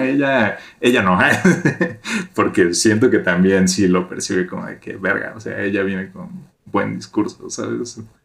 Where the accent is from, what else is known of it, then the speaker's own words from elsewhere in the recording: Mexico; todos somos mexicanos